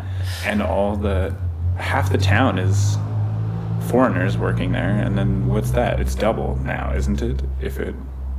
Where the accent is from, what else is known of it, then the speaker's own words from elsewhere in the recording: Golden, British Columbia, Canada; now in La Paz, Mexico; I like to tell people I'm from Golden